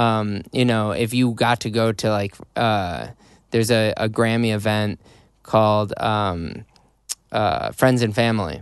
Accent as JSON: {"language": "English", "town": "Chicago", "region": "Illinois", "country": "United States", "accent": "Chicago"}